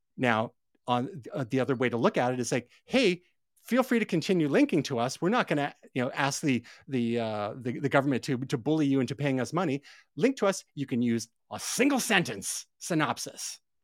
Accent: Canada

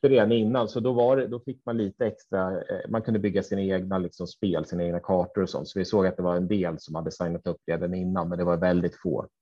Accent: Katrineholm, Södermanland, Sweden; moved away; also born or lived in Linköping; Jag är uppväxt i Katrineholm

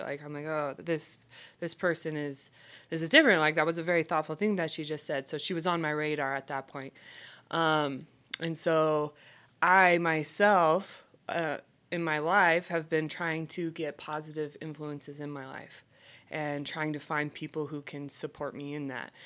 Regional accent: Idaho, United States; moved away as an adult; also born or lived in Alaska; now in Salt Lake City, United States; I hail from Idaho, and I will always claim Idaho as my home.

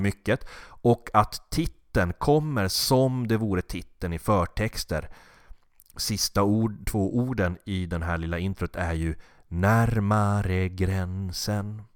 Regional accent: Norrland, Sweden; med min norrländska bakgrund

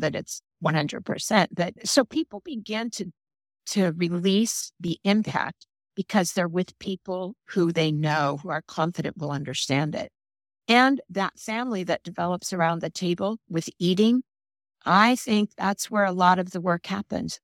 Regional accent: Oakland, California, United States; I was raised in East Oakland, California

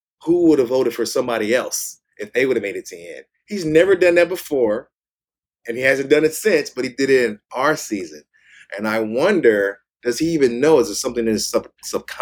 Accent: Kansas, United States; moved away; also born or lived in Washington / California; We're both from Kansas, both went to school in Washington, moved to California

